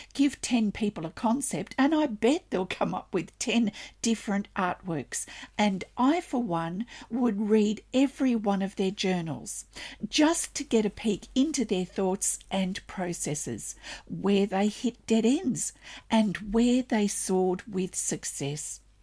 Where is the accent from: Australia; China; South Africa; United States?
Australia; I'm an Australian textile artist, teacher, judge